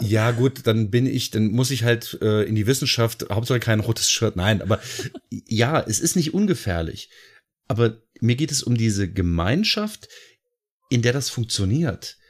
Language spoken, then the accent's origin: German; Lower Saxony, Germany; bei uns in Niedersachsen, also beziehungsweise in der Gegend, in der ich wohne, hieß es ganz häufig, ja, ich arbeite bei VW